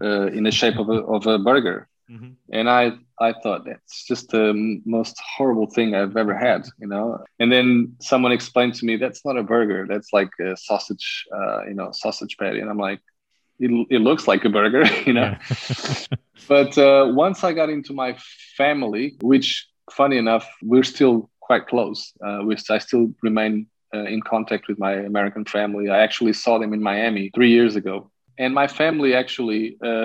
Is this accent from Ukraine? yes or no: no; Carcavelos, Lisbon, Portugal; I was raised in Carcavelos, which is a suburb of Lisbon.